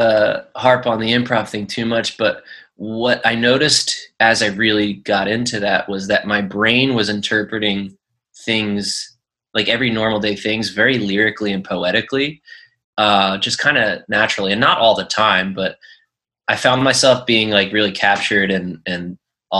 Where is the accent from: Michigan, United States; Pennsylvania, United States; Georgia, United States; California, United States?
Pennsylvania, United States; Philadelphia; moved away as an adult; now in San Diego, United States; I lived in Philly from day one, went to college in West Philly at University of Penn, and then picked up a job in South Philly at the Navy Yard. Growing up in Northeast Philly